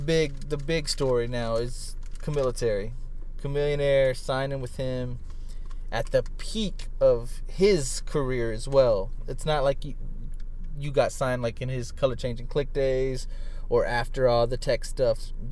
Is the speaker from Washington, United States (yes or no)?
no; San Antonio, Texas, United States; also born or lived in Smithville, Texas; even for myself from San Antonio